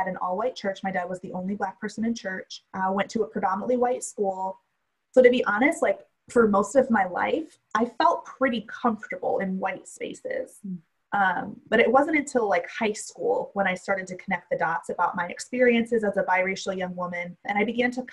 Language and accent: English; Michigan, United States; I grew up in Michigan